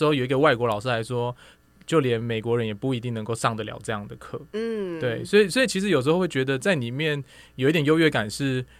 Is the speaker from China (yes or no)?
no; Taiwan; 发现我是台湾人